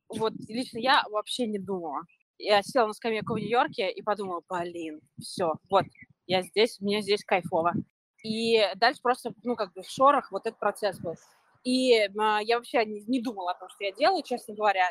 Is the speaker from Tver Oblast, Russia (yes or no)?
no; Moscow, Russia; moved away as an adult; also born or lived in New York; now in Los Angeles, United States; Да, мы оба из Москвы.